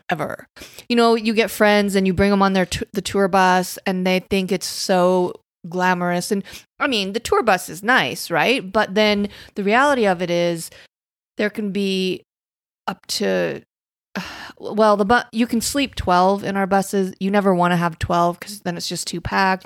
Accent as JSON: {"language": "English", "town": "Casper", "region": "Wyoming", "country": "United States", "tie": "born or raised there", "moved": "yes", "said": "growing up in Casper, Wyoming"}